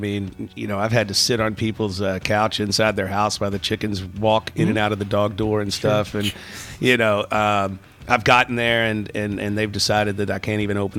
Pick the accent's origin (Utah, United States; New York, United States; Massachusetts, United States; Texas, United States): Texas, United States; We're from Texas.